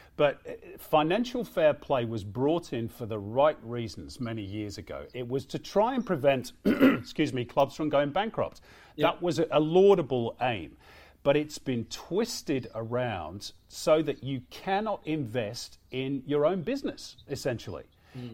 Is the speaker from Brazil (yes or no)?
no; England, United Kingdom; I grew up in England in the 80s